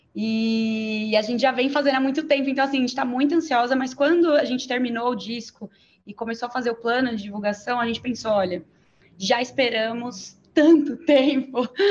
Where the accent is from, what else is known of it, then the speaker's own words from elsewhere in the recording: São Bernardo do Campo, São Paulo, Brazil; Eu nasci, na, nasci em São Bernardo